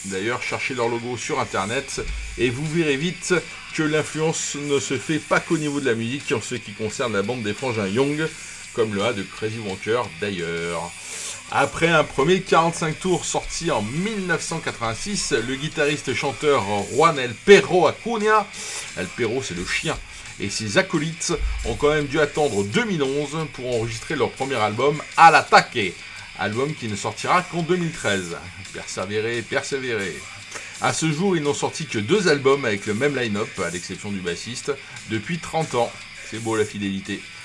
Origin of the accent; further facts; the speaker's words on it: Toulon, Provence-Alpes-Côte d'Azur, France; accent: Toulonnais; mon accent toulonnais